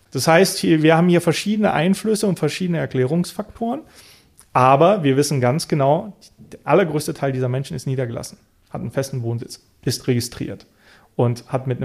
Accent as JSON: {"language": "German", "country": "Bulgaria", "tie": "born or raised there", "said": "Ich bin in Bulgarien geboren, ich bin dort aufgewachsen, ich habe einen bulgarischen Namen, ich habe die bulgarische Staatsbürgerschaft."}